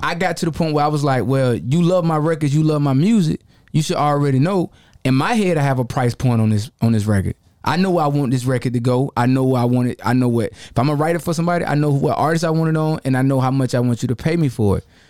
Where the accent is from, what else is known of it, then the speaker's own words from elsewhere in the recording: Jacksonville, Florida, United States; I grew up, you know, I come from the bottom. I'm from Jacksonville, Florida. I'm a Florida boy